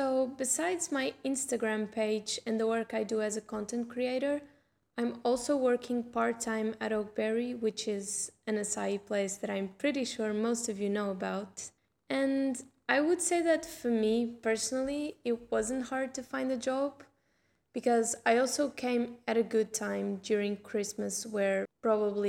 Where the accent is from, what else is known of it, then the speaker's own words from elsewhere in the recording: Portugal; moved away as an adult; now in Australia; I'm originally from Portugal